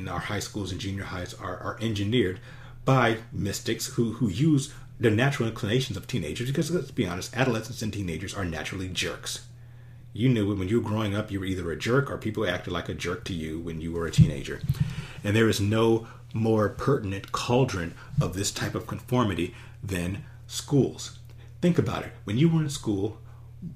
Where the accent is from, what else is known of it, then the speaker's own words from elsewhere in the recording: Los Angeles, California, United States; I grew up in Los Angeles